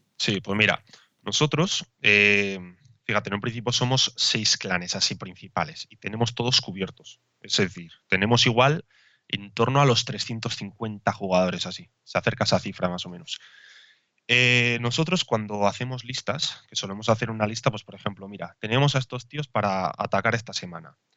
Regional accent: Basque Country, Spain; yo soy de, bueno, de País Vasco

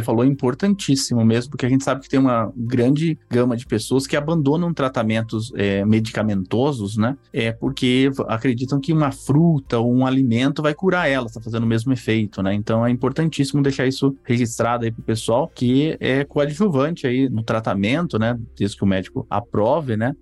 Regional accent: São Paulo, Brazil; eu cresci na, em São Paulo

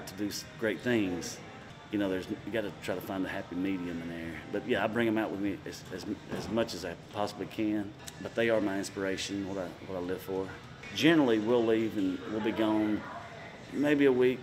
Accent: Alabama, United States; moved away; where I grew up back in Alabama

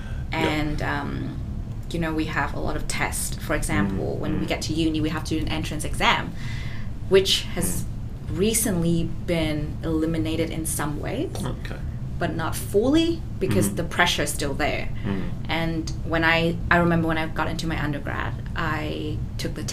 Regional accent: Vietnam; also born or lived in Melbourne, Australia; now in Australia; I come from Vietnam, the country in Southeast Asia that's not really developed

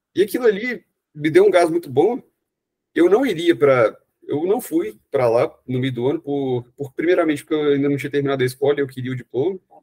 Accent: Belo Horizonte, Minas Gerais, Brazil; eu sou de Belo Horizonte

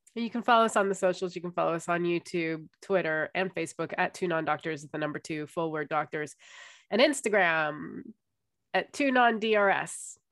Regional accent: United States; moved away; it's with being American

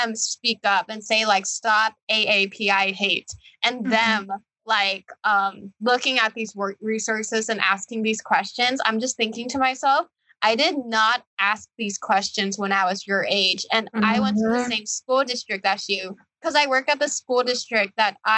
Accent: San Gabriel Valley, Los Angeles County, California, United States; also born or lived in Fullerton; I was born and raised in the San Gabriel Valley. And if you don't know where the San Gabriel Valley is, it's a region in Los Angeles County

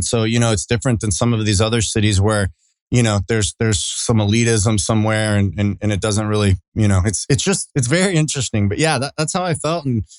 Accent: Austin, Texas, United States; also born or lived in Irving, Texas / Lubbock, Texas / Houston, Texas; now in Dallas, United States; I'm a Texan through and through. I was born in Irving, but I was raised in Austin since about 2 years old. So, you know, just a blue collar kid from Austin, Texas, and moved out to Lubbock, went to Texas Tech. Shortly after, lived in Houston for a couple years

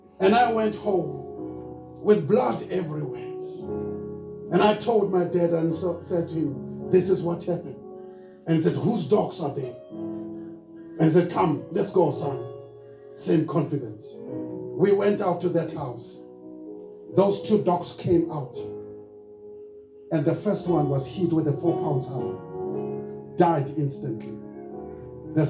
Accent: Soweto, Gauteng, South Africa; I'm born and raised in Soweto

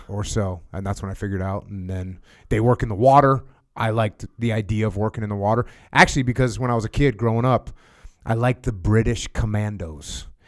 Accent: United States; I'm an American

